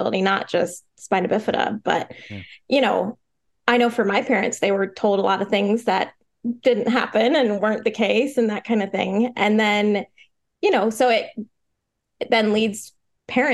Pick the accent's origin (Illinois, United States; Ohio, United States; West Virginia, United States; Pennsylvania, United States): Ohio, United States; Northeast; moved away as an adult; now in Florida, United States; So I was born and raised in Ohio, Northeast Ohio. And then I moved to Florida a little over a year ago.